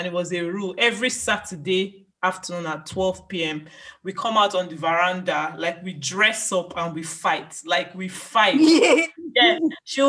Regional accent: Nigeria; now in United Kingdom; An Igbo girl. I'm from Nigeria. I'm a doctor in the UK.

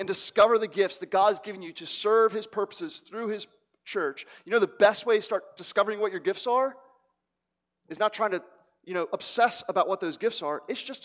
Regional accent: Cherry Hill, New Jersey, United States; also born or lived in South Philadelphia; now in Philadelphia, United States; I come from Cherry Hill, New Jersey

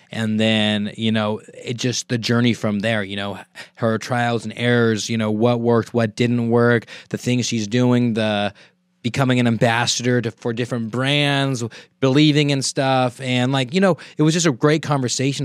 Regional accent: Merced, California, United States; I am from Merced, so naturally I have a lotta people from Merced

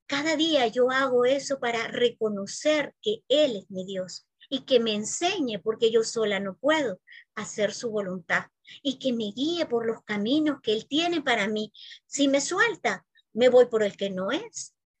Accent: San Salvador, El Salvador; also born or lived in Spain; yo nací aquí en San Salvador

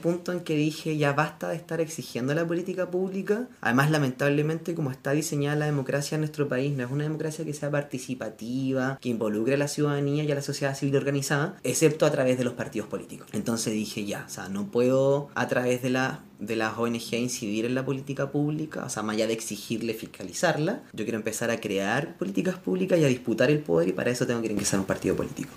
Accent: Chile; los chilenos, chilenas y chilenes

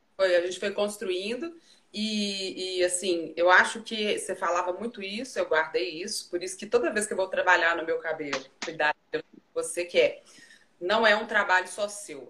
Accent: Brazil; moved away; also born or lived in Europe; nós brasileiros

